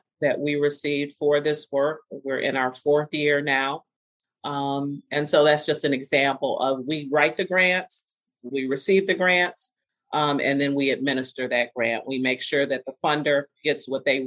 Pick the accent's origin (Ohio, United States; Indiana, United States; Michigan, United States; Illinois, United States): Michigan, United States; Detroit; I grew up on Burns and Warren. And I currently live on Jefferson.